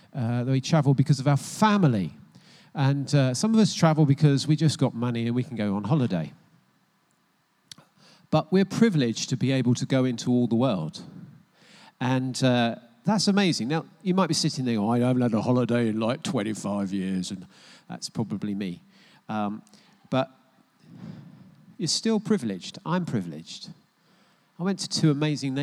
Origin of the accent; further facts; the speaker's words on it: United States; now in United Kingdom; I was born in the United States of America, but I'm neutralized. Naturalized